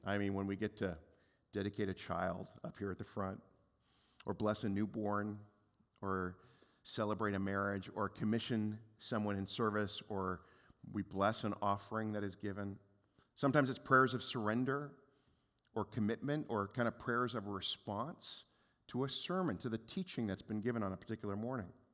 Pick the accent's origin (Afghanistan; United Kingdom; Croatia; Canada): Canada; we're Canadian